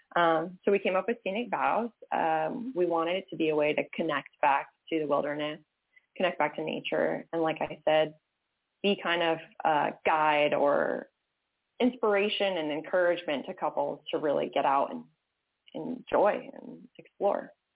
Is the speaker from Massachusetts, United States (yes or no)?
yes; Massachusetts, United States; moved away as an adult; I grew up in Massachusetts, uh, lived there until I was 18, and then was like, I got to get out of here.